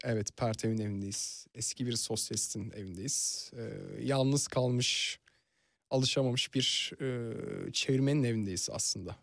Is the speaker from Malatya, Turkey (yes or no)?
no; Fethiye, Antalya, Turkey; now in Istanbul, Turkey; Yani Fethiye'liyim ve e, görece Türkiye'nin rahat şehirlerinde büyüdüm. Hmm. Yani e, Antalya'da geçti çocukluğum